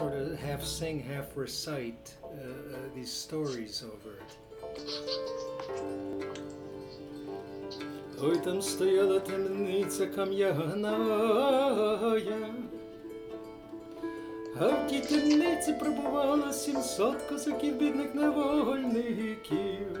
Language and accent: English; Detroit, Michigan, United States; I was born in Detroit, and I'm a third-generation bandura player.